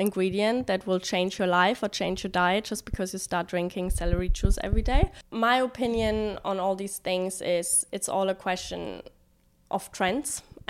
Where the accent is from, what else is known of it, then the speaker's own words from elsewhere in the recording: Germany; also born or lived in London, United Kingdom; now in China; In Germany.